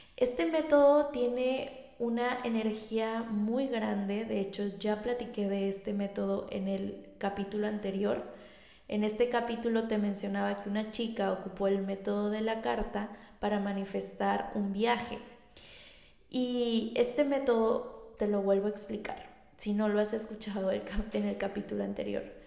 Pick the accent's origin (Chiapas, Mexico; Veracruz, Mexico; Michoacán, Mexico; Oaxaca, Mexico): Veracruz, Mexico; Tlalixcoyan; soy originaria de un municipio de aquí de Veracruz. Soy de Tlalixcoyan, eh, mi hermoso Tlalixcoyan